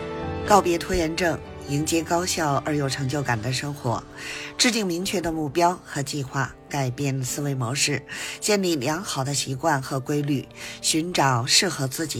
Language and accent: Chinese; Beijing, China; ，加油加油哦！